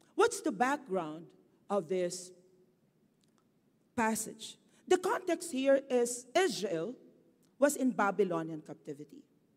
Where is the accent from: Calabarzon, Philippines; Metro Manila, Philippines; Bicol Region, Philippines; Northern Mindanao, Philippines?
Bicol Region, Philippines; moved away; in my hometown, in Bicol